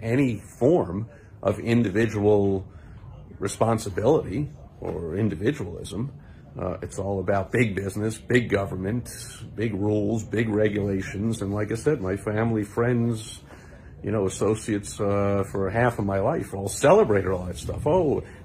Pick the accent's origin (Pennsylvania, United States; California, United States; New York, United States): New York, United States; Great Neck; also born or lived in Queens, New York; I was born in Queens, New York, but I grew up in a town called Great Neck, New York, in Nassau County